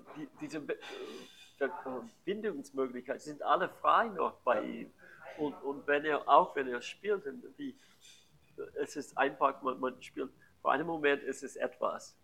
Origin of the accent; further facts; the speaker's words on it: San Francisco, California, United States; German is a second language; moved away; ich war Amerikaner